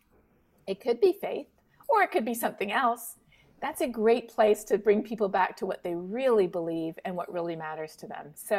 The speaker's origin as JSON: {"language": "English", "town": "Toronto", "region": "Ontario", "country": "Canada", "tie": "born or raised there", "moved": "yes", "lives_now": "Texas, United States", "said": "I grew up not too far from Vermont. I'm from Toronto, so, you know, just over the border."}